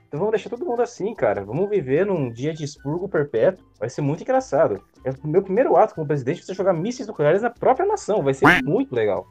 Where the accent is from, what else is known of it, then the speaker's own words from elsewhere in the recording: Brazil; eu sou brasileiro